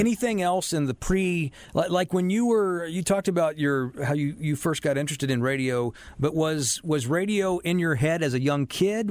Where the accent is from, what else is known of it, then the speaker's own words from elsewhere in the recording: Charlotte, North Carolina, United States; I was born and raised here